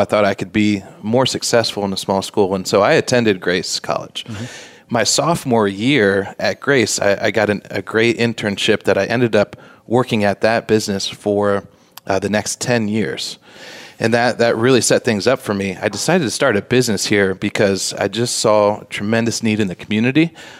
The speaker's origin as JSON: {"language": "English", "country": "Switzerland", "lives_now": "United States", "said": "So I came over from Switzerland. She came from Alaska."}